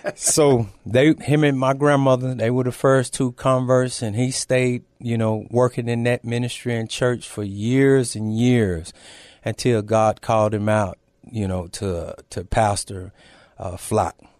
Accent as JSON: {"language": "English", "town": "Temple", "region": "Texas", "country": "United States", "moved": "yes", "lives_now": "San Antonio, United States", "said": "I'm originally from a small town, uh, north of here, Temple, Texas."}